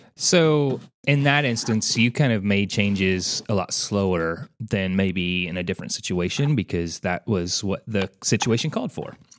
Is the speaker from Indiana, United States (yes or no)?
yes; Santa Claus, Indiana, United States; I grew up in Santa Claus, Indiana